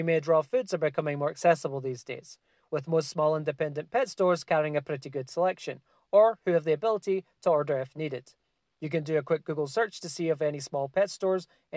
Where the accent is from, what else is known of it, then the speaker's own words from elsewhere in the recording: Scotland, United Kingdom; moved away; I'm originally from Scotland